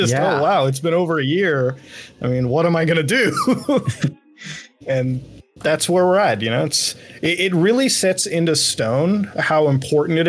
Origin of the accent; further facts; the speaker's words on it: Canada; also born or lived in India; Growing up in Canada is about, I guess, one could expect. Like, I mean, I had a normal childhood